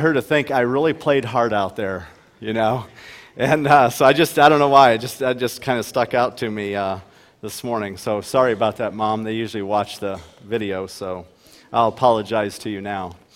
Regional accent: Ohio, United States; now in Huron, United States; we grew up in Ohio

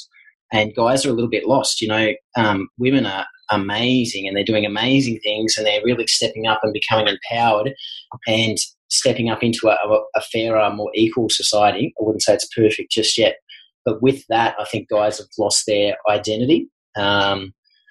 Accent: Australia; being an Aussie male

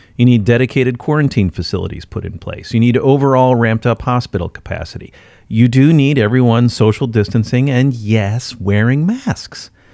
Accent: Midwest, United States; moved away; I'm from the Midwest

